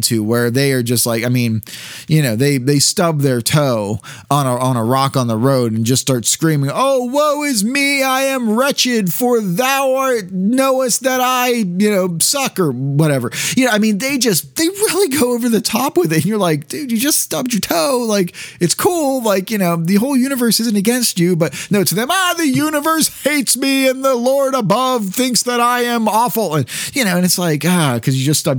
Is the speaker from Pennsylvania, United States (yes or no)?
yes; Pittsburgh, Pennsylvania, United States; accent: Pittsburghese; I'm from the Pittsburgh area here, I can slip into that Pittsburghese